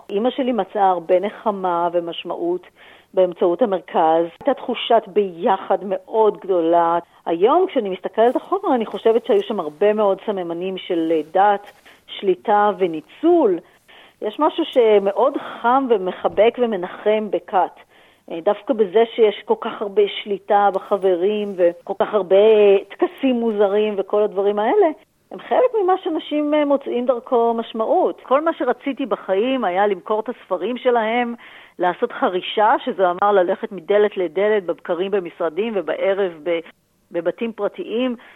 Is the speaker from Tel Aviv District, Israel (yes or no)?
yes; Tel Aviv, Tel Aviv District, Israel; born there; בתל אביב בשנות ה-70, וגדלתי למשפחה כאילו נורמלית, חילונית, שלושה ילדים.